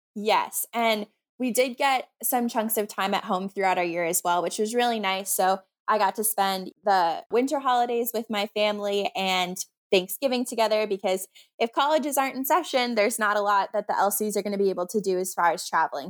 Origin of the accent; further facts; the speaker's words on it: Minnesota, United States; I'm from Minnesota